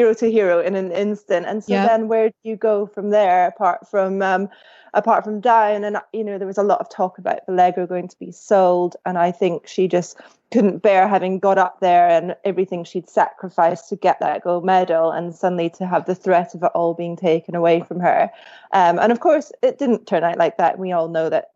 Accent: Scotland, United Kingdom; when I was growing up in Scotland

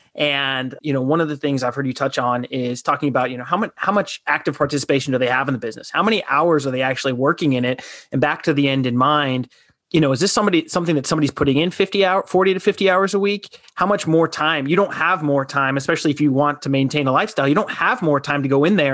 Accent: Southern Arizona, United States; I'm from Southern Arizona

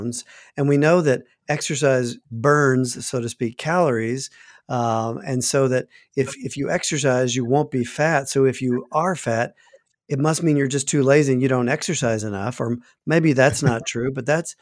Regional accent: the South, United States; I grew up in the South

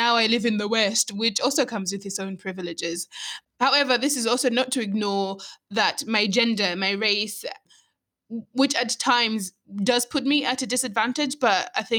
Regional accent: Malawi; I'm Malawian.

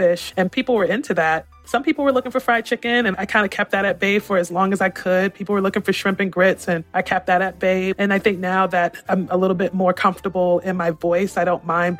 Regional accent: New York City, New York, United States; moved away; also born or lived in Savannah, Georgia / Austin, Texas; I grew up in New York City

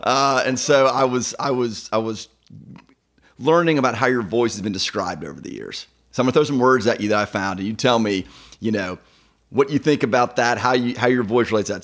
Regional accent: East Cobb, Georgia, United States; I grew up in East Cabo

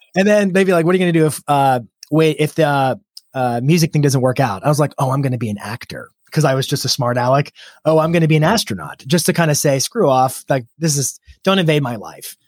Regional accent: Lynchburg, Virginia, United States; moved away as an adult; now in Nashville, United States; I grew up in Lynchburg, Virginia. Um, I moved to Nashville when I was twenty-one. It's where I am now

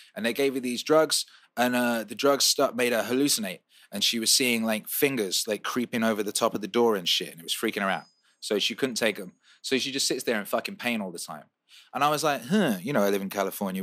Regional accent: Wales, United Kingdom; also born or lived in West Bromwich, England; now in Los Angeles, United States; I was born in West Bromwich and I grew up in Wales, and now I live in Los Angeles

